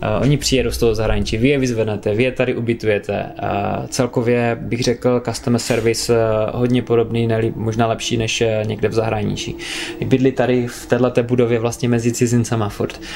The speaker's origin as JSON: {"language": "Czech", "country": "Czechia", "said": "u nás na té domácí půdě"}